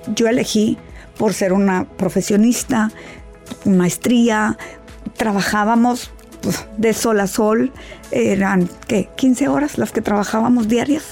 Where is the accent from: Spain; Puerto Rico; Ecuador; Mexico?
Mexico; yo que soy de México